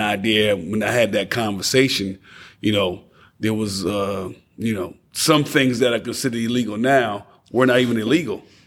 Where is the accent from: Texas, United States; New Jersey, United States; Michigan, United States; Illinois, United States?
New Jersey, United States; Passaic; now in Knoxville, United States; I'm from Passaic, New Jersey